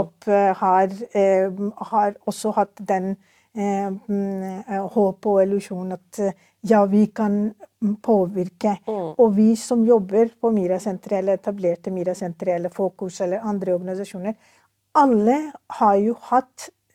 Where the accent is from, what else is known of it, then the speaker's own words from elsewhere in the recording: Pakistan; Norwegian is a second language; now in Norway; jeg er født og oppvokst i Pakistan.